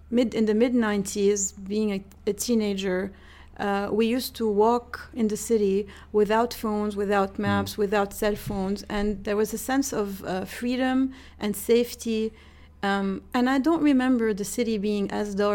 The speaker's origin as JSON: {"language": "English", "town": "Beirut", "region": "Beirut Governorate", "country": "Lebanon", "tie": "born or raised there", "said": "I was born in '82, uh, a few months before the Israeli invasion in Hamra, mm. in, in, divided Beirut."}